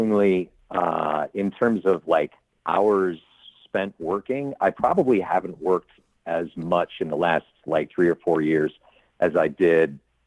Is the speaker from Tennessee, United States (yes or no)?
no; Chicago, Illinois, United States; Born and raised in the Chicago suburbs and then moved to the city as a grown up